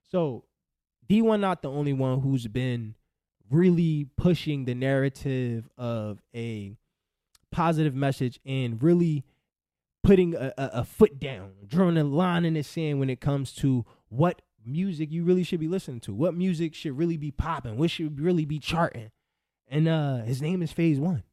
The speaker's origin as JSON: {"language": "English", "town": "Philadelphia", "region": "Pennsylvania", "country": "United States", "said": "I'm from Philly."}